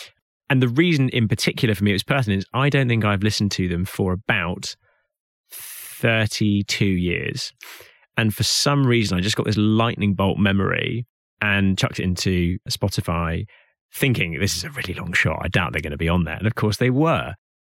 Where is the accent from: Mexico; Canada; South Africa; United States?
South Africa; Hout Bay, Western Cape; Not that my accent betrays it, but I am actually South African by origin. And I was born and raised in Hout Bay, which is just around the corner from Cape Town.